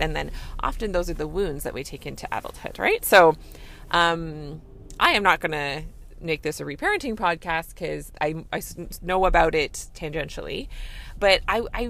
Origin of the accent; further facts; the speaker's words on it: Canada; I'm a Canadian family physician